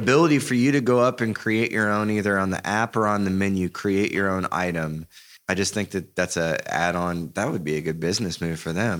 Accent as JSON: {"language": "English", "town": "Blue Springs", "region": "Missouri", "country": "United States", "tie": "born or raised there", "said": "I was raised in Blue Springs, Missouri"}